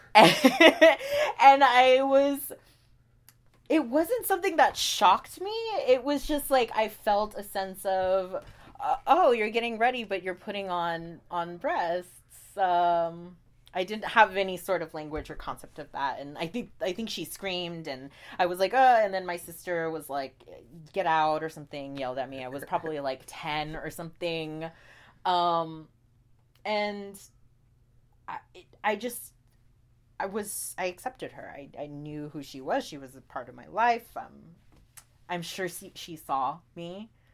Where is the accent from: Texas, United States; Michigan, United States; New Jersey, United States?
Texas, United States; Houston; born or raised there; moved away as an adult; also born or lived in Pecos, Texas / Oklahoma; now in New York City, United States